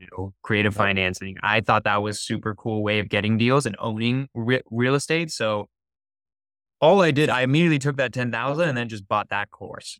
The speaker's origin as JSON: {"language": "English", "town": "San Francisco", "region": "California", "country": "United States", "said": "I'm from San Francisco, it's okay. on the outskirts of San Francisco"}